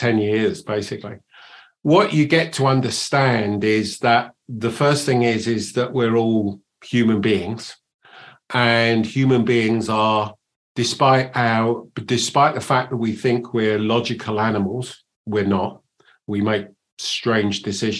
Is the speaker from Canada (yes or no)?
no; England, United Kingdom; accent: English; also born or lived in United States; You can probably tell from my accent that I'm English, but I spend 50% of my time in the States and 50% of my time here